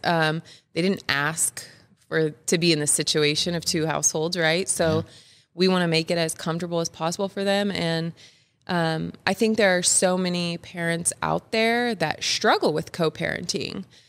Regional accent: Kansas City, United States; I've grown up in the Kansas City area since like fifth grade, since about fifth grade

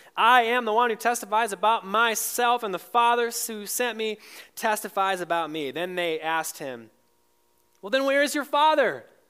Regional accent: Michigan, United States; moved away; I grew up in Michigan

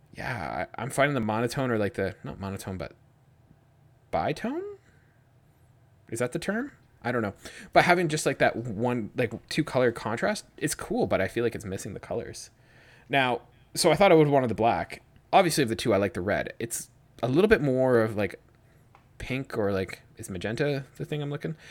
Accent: Georgian Bay, Ontario, Canada; moved away; I'm from Georgian Bay

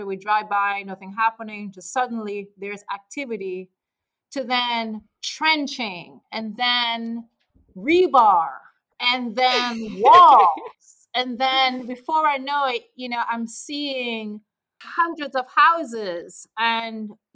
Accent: Jamaica; moved away; me as a kid growing up in Jamaica

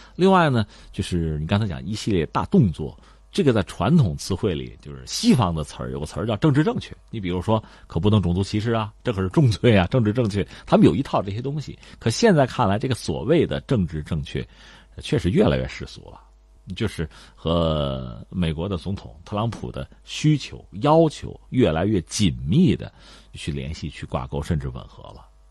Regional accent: China; 包括我们中国人在内啊

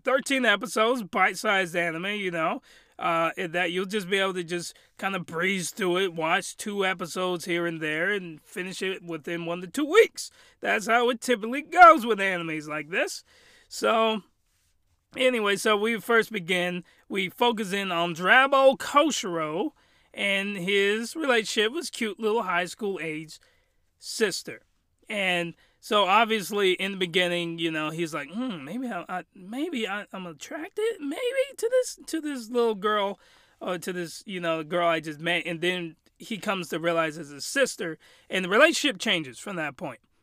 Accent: United States; I'm American

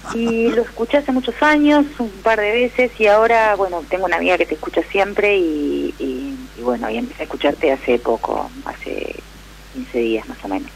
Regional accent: San Pedro, Argentina; somos de San Pedro las dos

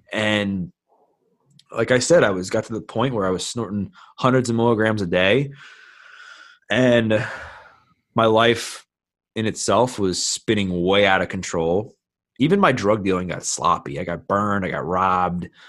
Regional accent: Baltimore, Maryland, United States; born and raised in Baltimore, Maryland, been here my whole life

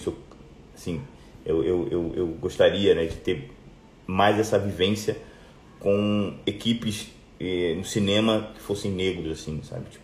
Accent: Rio de Janeiro, Brazil; Eu vim do Rio

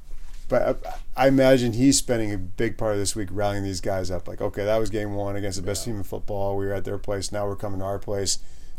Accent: East Coast, United States; moved away; Even growing up on the East Coast, I did not ever visit Pittsburgh.

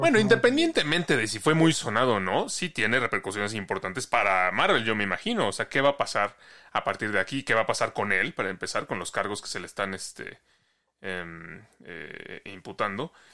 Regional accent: Mexico; cómo somos los mexicanos

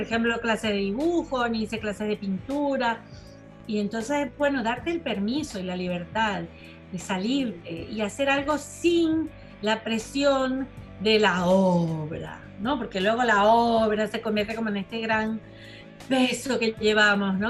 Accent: Venezuela; moved away; Me fui antes, pero mm, sí es verdad que no pude volver. O sea, yo me fui en el noventa y dos

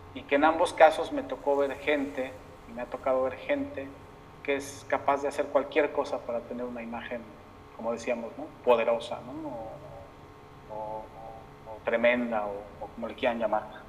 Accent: Mexico; en mi país

